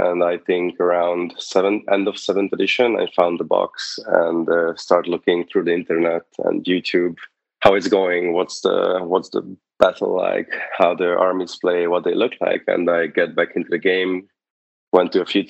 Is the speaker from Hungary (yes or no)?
yes; Hungary; moved away as an adult; now in United States; I'm here from Hungary